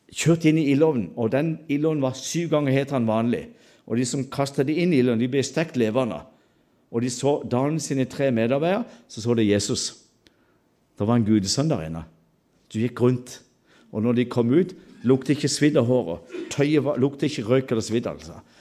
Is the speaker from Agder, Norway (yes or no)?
yes; Sørlandet, Agder, Norway; alle disse stammespråkene hjemme på Sørlandet